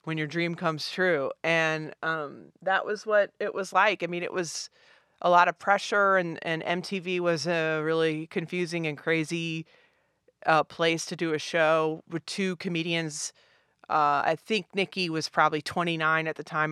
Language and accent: English; Richmond, Virginia, United States; I'm from Richmond, Virginia.